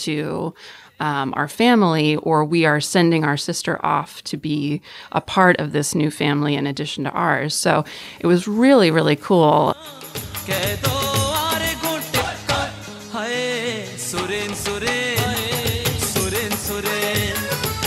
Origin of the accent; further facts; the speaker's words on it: Georgetown, Texas, United States; I am from Georgetown, Texas, which is just north of Austin.